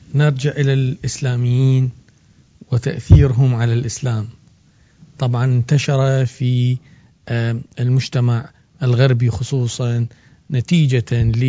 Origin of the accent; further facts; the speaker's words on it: Iraq; بلدنا العراق